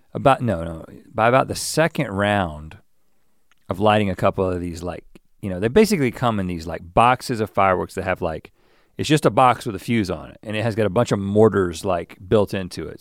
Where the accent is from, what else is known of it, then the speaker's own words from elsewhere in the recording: North Carolina, United States; now in California, United States; growing up in North Carolina